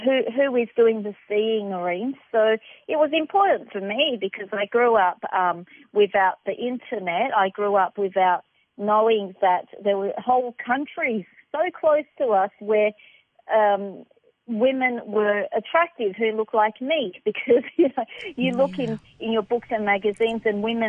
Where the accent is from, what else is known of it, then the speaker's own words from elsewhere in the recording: Melbourne, Victoria, Australia; So I grew up in the inner city suburbs of Melbourne, and we were what you would classify as the working poor.